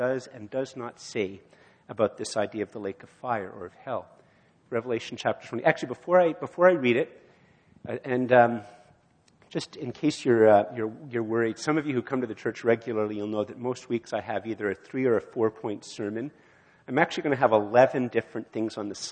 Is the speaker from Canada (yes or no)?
yes; Canada; as a Canadian